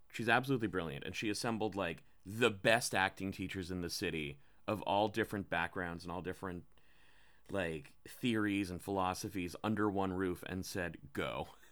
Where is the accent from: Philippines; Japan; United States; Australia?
Philippines; I'm Filipino